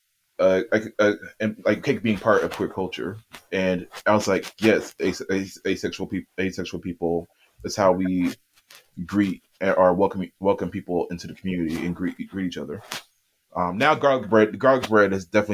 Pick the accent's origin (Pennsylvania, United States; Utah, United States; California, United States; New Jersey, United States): Pennsylvania, United States; Erie; Erie, which is my hometown